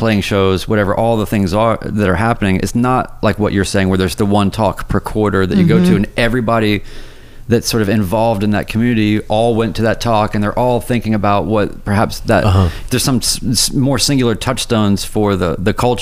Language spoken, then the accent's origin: English; North Carolina, United States; also born or lived in New York / Seattle; now in Nashville, United States; I grew up in North Carolina, then went to New York, then went to Seattle, then I came to Nashville